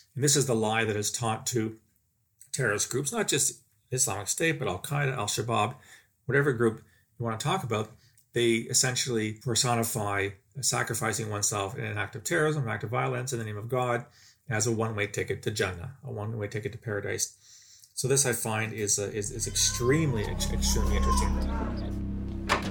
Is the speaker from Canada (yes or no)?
yes; Canada; speaking as a Canadian, I've seen here in my, my own country